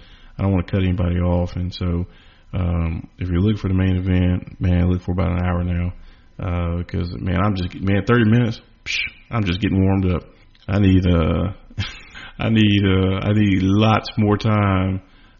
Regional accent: the South, United States; Well, number one, I'm from the South and I'm not trying to beat women.

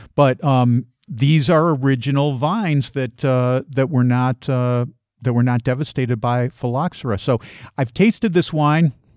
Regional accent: United States; moved away as an adult; now in Portugal; as an American living as a migrant in Portugal.

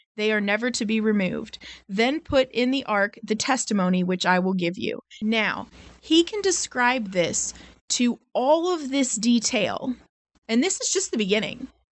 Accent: United States; I'm American

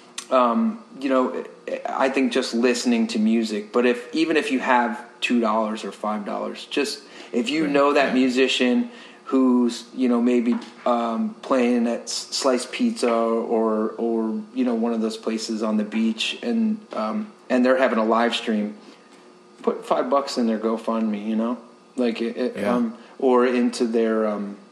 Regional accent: Ohio, United States; now in Tampa Bay, United States; I'm originally from Ohio

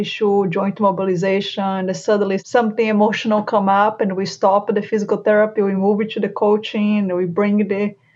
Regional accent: Brazil; English is a second language; moved away as an adult; now in Charlotte, United States; I moved from Brazil to US, got my physical therapist license here

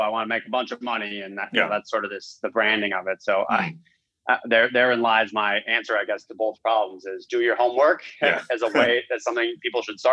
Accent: Minnesota, United States; moved away; also born or lived in Iowa; My background, quickly is I grew up in the Midwest. I'm from Minnesota originally.

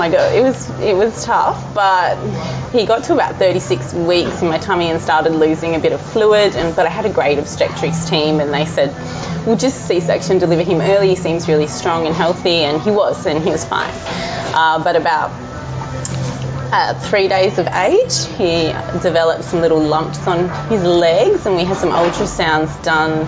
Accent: Mildura, Victoria, Australia; also born or lived in Melbourne; my hometown in Mildura

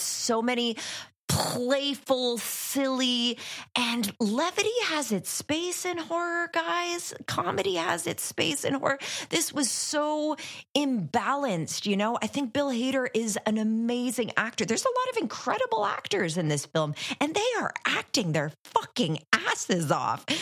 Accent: Ottawa, Ontario, Canada; I grew up in Ottawa, which is Canada's capital

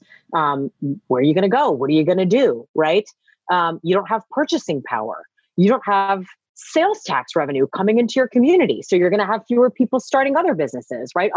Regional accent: Pittsburgh, Pennsylvania, United States; moved away; also born or lived in Washington, D.C.; I'm from Pittsburgh, if I can give a shout out, but I lived in DC for about like 18 years

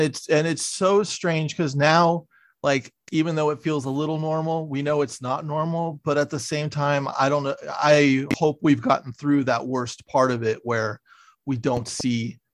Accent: San Francisco, California, United States; now in Los Angeles, United States; I grew up mostly in San Francisco, right in the middle of the city.

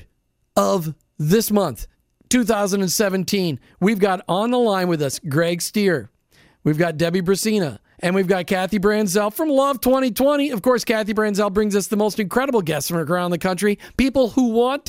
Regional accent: Minnesota, United States; I grew up in Minnesota

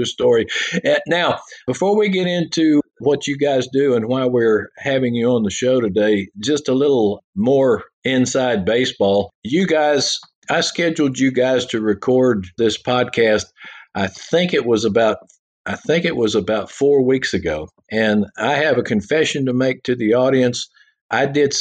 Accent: Texas, United States; those of us from Texas

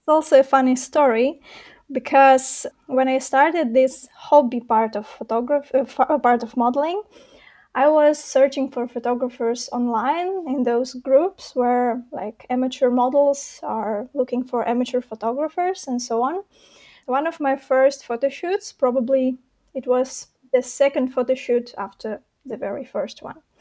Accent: Belarus; moved away as an adult; now in Warsaw, Poland; originally I was born and raised in Belarus.

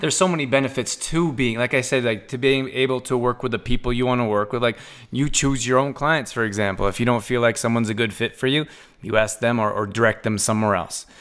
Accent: Canada; also born or lived in Redondo Beach, California; I grew up in Canada

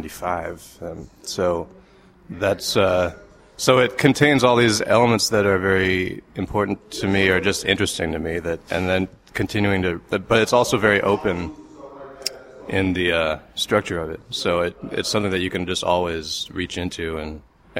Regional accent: United States; I grew up in, 70s and 80s in America

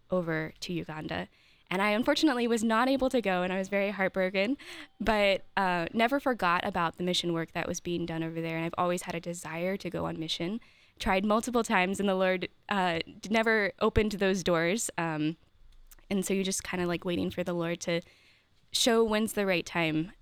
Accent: Maryland, United States; moved away as an adult; also born or lived in Steubenville, Ohio; now in Columbus, United States; I'm from Maryland originally.

